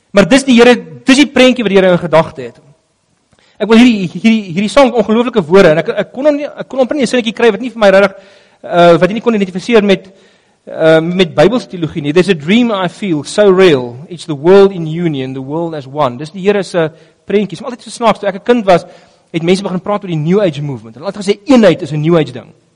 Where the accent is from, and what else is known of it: South Africa